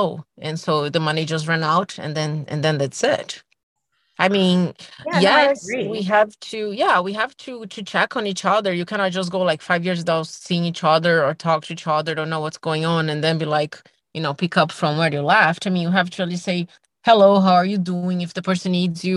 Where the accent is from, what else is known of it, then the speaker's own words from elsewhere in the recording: Brazil; moved away as an adult; now in United States; I'm from Brazil and, you know, I spend all my adulthood here by myself, my family is still in Brazil